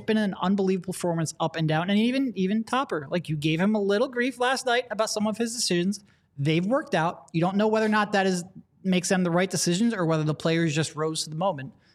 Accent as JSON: {"language": "English", "town": "Philadelphia", "region": "Pennsylvania", "country": "United States", "said": "we're from Philadelphia"}